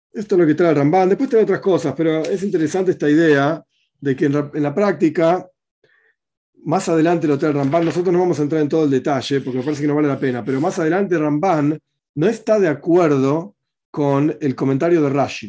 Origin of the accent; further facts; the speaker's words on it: Argentina